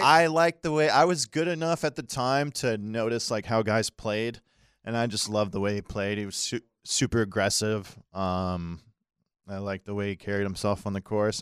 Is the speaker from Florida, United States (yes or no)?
yes; Daytona Beach, Florida, United States; I grew up in Daytona.